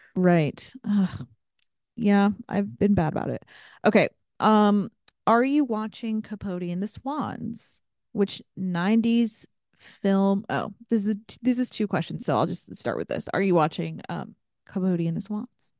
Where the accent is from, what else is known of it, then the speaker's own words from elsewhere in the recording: Ohio, United States; I grew up in Ohio